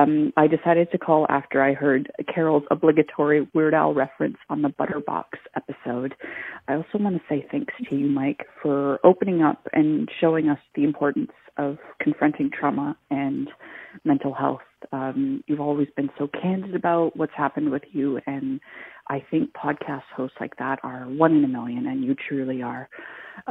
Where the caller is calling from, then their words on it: Victoria, British Columbia, Canada; I'm calling from Victoria, BC, so right across the water from you guys.